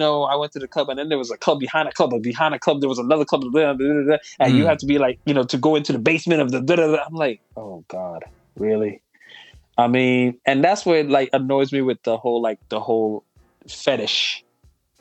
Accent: U.S. Virgin Islands; moved away; I'm from St. Thomas, U.S. Virgin Islands

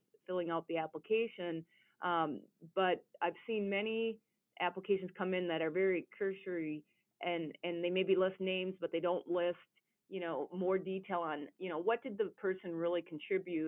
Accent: Southern Minnesota, United States; I'm from Southern Minnesota

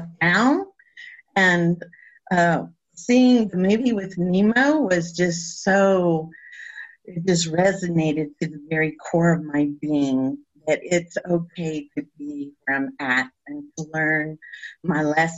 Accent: El Paso, Texas, United States; I am from El Paso, and I'm of culture, I'm Mexican

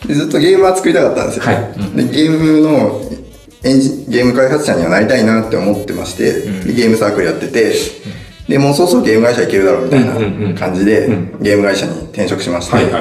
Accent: Saitama, Japan; moved away as an adult; also born or lived in Osaka; もともと埼玉出身なんですけど

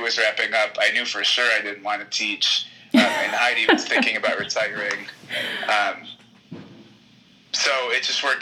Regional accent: Cleveland, Ohio, United States; moved away as an adult; now in Lawrence, Kansas, United States; I grew up in Cleveland, Ohio, in the suburbs

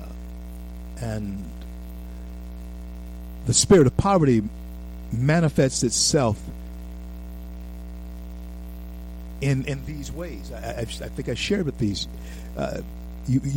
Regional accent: United States; I am an American

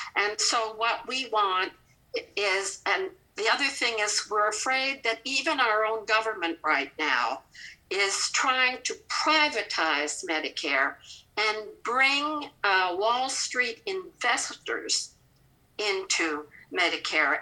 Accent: Canada; accent: Canadian; now in Kentucky, United States; I've been in Kentucky since 1975, but you can hear my Canadian accent.

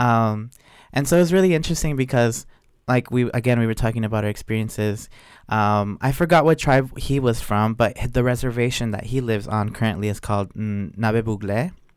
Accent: Oaxaca, Mexico; about my home state, how in Oaxaca specifically

